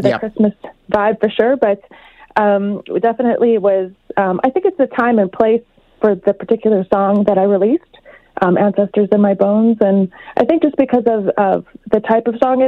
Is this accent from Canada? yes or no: yes; Saddle Lake, Alberta, Canada; now in Edmonton, Canada; I'm from Saddle Lake, but I live here in Edmonton